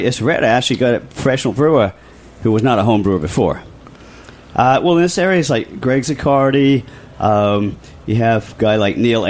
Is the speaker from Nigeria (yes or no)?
no; Sussex, South East England, United Kingdom; moved away; which is my old stomping ground. I'm from Sussex, England